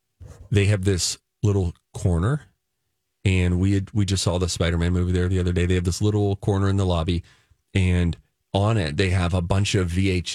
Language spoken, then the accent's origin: English; Pittsburgh, Pennsylvania, United States; at B&D Video, where I grew up in Pittsburgh